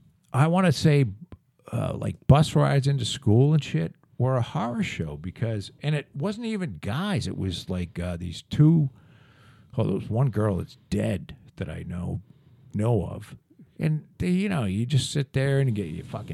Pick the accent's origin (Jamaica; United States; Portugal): United States; Plymouth, Massachusetts; also born or lived in Scituate, Massachusetts; we moved down to Plymouth in 71.